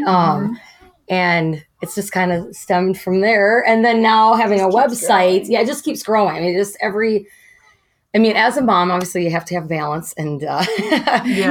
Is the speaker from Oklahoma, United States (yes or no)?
no; Wisconsin, United States; moved away as an adult; now in Coon Rapids, United States; I grew up in Wisconsin on a farm, 65 acres